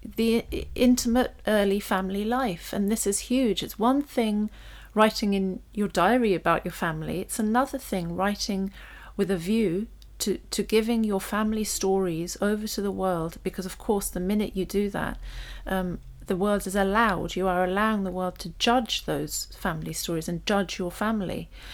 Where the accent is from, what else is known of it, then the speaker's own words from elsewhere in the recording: London, United Kingdom; we grew up on a council estate, but it was a really smart one in North London, and we grew up in Primrose Hill